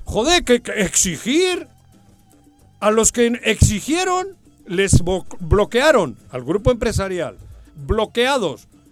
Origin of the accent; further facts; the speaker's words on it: Mexico; somos chingones los mexicanos